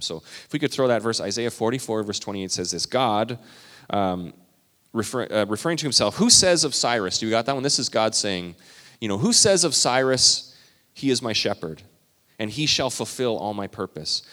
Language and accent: English; Canada; I'm Canadian